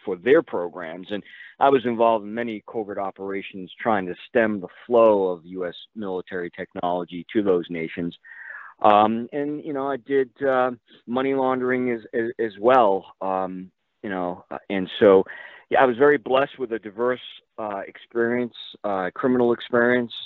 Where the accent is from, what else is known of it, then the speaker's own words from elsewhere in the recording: Massachusetts, United States; a defense contractor in Massachusetts happened to be my hometown